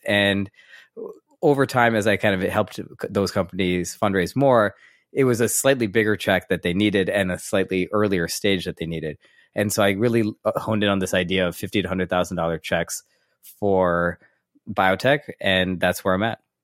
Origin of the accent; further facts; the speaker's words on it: St. Louis, Missouri, United States; born and raised in Saint Louis, Missouri